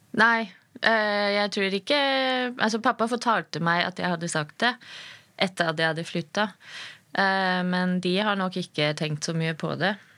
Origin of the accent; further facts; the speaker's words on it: Germany; now in Norway; jeg er født i Tyskland